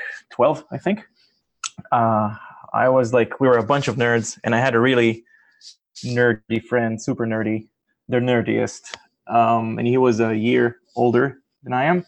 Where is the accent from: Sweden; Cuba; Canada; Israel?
Israel; moved away as an adult; now in Massachusetts, United States; I am in Massachusetts right now. This is where I live in the past 3 years, and I'm originally from Israel